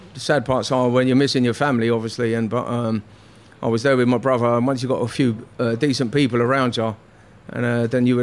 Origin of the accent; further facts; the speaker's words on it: London, United Kingdom; I was from North West